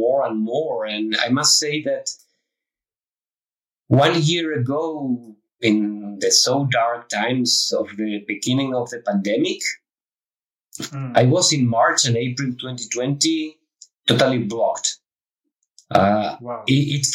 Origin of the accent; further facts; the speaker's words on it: Spain; moved away as an adult; also born or lived in Brussels, Belgium / Prague, Czech Republic; I'm from Spain.